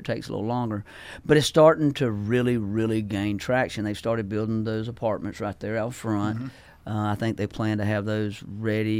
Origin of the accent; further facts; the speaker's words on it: Bainbridge, Georgia, United States; now in Oconee County, United States; I always talk about Bainbridge being my hometown, but this is my home.